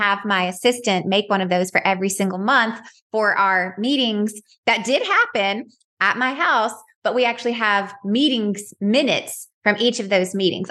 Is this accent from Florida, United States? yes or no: no; Dalton, Georgia, United States; I'm from Dalton, Georgia